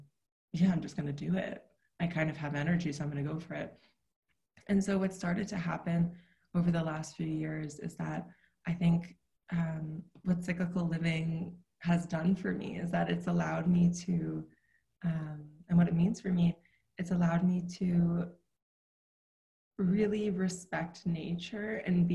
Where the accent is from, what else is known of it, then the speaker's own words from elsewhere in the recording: New York City, New York, United States; I grew up in New York City in Manhattan, in a city